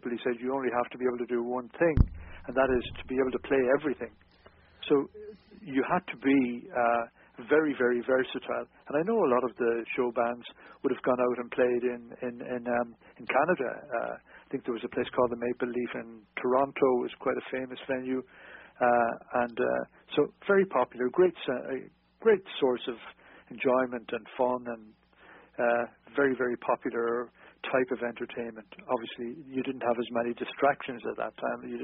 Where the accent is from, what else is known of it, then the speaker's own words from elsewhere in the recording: Carrick-on-Suir, Munster, Ireland; moved away as an adult; also born or lived in Dublin; we were based in Dublin, although I'm originally from South Tipperary in uh, Carrick and Shore